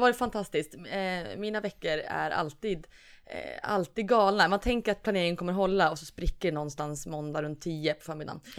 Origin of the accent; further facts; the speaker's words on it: Norrland, Sweden; moved away; also born or lived in Gothenburg; från Norrland